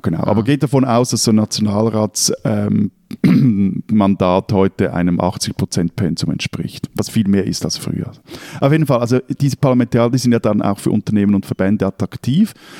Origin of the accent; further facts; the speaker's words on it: Zurich, Switzerland; für mich auch als Schweizer